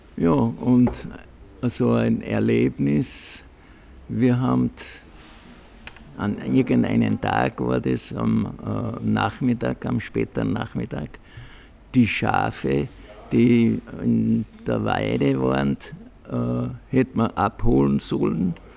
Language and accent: German; Lend, Salzburg, Austria; ich bin am 17. Jänner 40 geboren in Scharkendorf 14. Das ist da bei Mühlwirt am Dentnergraben bei meiner Großmutter.